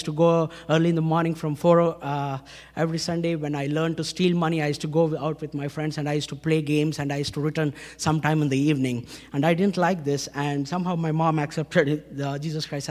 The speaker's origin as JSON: {"language": "English", "town": "Hyderabad", "region": "Telangana", "country": "India", "said": "I come from India, city of Hyderabad, Andhra Pradesh, born in a Hindu family"}